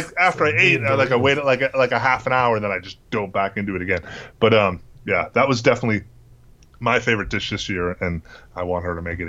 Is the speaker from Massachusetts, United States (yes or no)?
yes; Massachusetts, United States; now in New York, United States; But like growing up in New England and that, or Massachusetts even.